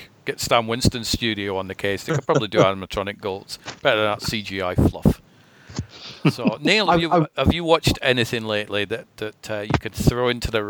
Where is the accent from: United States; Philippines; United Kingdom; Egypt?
United Kingdom; Scotland; Growing up in Scotland